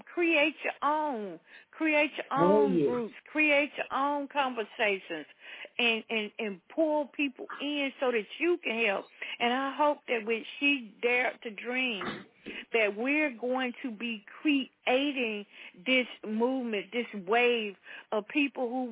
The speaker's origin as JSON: {"language": "English", "region": "the South", "country": "United States", "tie": "born or raised there", "said": "I grew up in the South"}